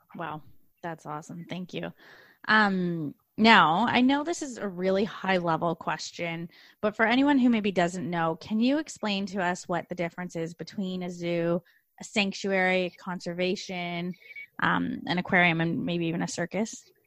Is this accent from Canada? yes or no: yes; Canada; now in Australia; I'm Canadian. When I first came to Australia here